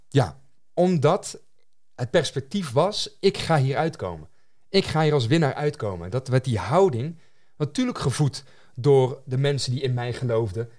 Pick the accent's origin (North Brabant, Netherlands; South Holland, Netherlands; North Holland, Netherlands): North Brabant, Netherlands; als Nederlander, hier geboren en getogen, mm, mm, mm. Eh, in het Brabantse land